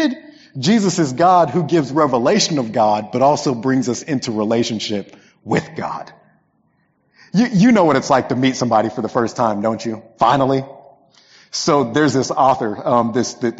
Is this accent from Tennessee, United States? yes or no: no; Lawton, Oklahoma, United States; There's a big artillery base outside of my hometown, one of the biggest in the world. So a lot of military people. My family ended up in Lawton because of this military base.